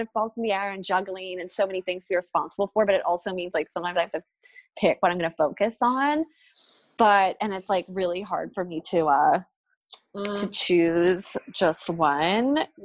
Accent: New Jersey, United States; I grew up in New Jersey in the suburbs

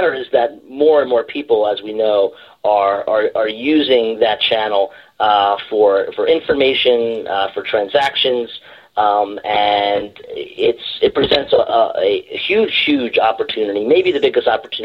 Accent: New Jersey, United States; I was raised in born and raised in New Jersey

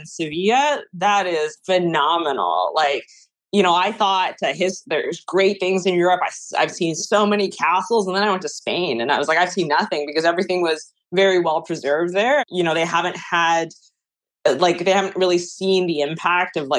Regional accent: Taiwan; now in Canada; I'm originally from Taiwan

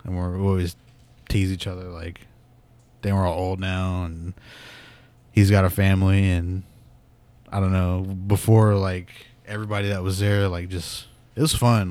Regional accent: Pawnee, Oklahoma, United States; moved away as an adult; I'm from Pawnee, and it was just, like, this small ass town

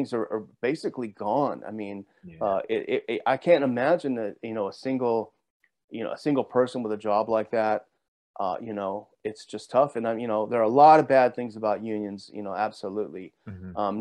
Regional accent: Southern California, United States; I grew up in Southern California

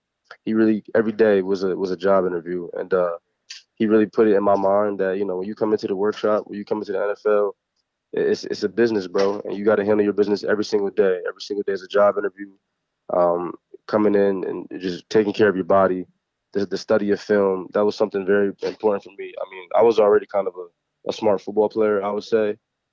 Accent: Harrisburg, Pennsylvania, United States; we're both from Harrisburg, Pennsylvania.

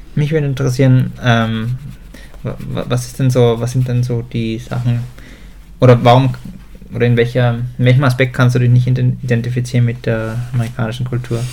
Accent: Germany; aufgewachsen, also und geboren bin ich in Deutschland

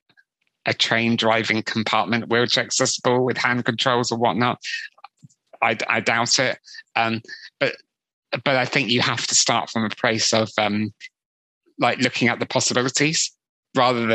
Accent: West Country near Glastonbury, South West England, United Kingdom; I grew up in the West Country near Glastonbury

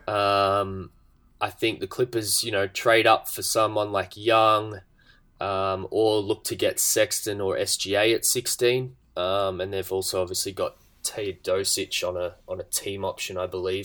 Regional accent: Australia; being an Australian

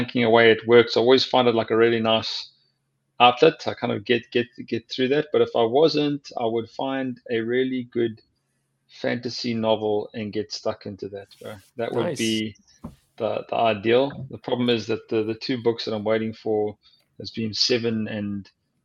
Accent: Durban, KwaZulu-Natal, South Africa; moved away as an adult; now in New England, United States; when I was in the Sharks and a schoolboy growing up in Durban

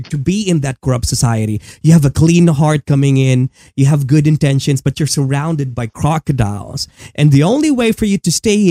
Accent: Philippines; I'm a Filipino living in it

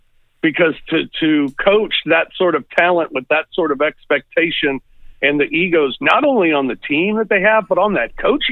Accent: St. Louis, Missouri, United States; now in Memphis, United States; Growing up in St. Louis, I was a hockey fan.

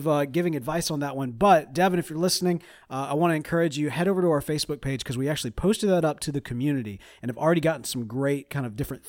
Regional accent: Mississippi, United States; We're from Mississippi. We can't survive in the desert.

